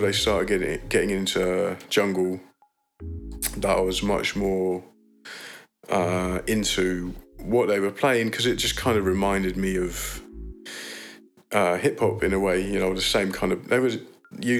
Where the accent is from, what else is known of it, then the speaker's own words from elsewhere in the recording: Leiden, South Holland, Netherlands; I grew up in Leiden, the North Quarter.